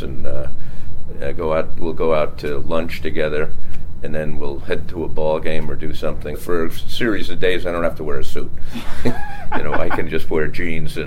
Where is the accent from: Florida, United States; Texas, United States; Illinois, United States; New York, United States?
New York, United States; Bayport; I grew up on Long Island, Bayport, Long Island.